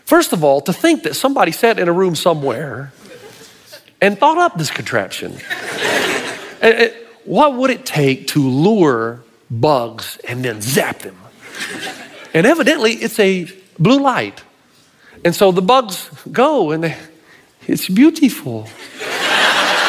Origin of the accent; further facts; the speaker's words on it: Tennessee, United States; I'm from Tennessee